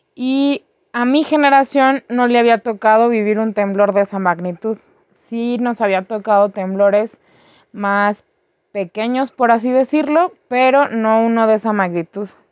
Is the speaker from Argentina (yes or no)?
no; Mexico; also born or lived in Mexico City; nosotros como pueblo mexicano